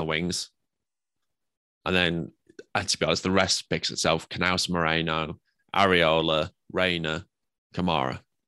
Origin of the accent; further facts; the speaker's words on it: England, United Kingdom; I'm English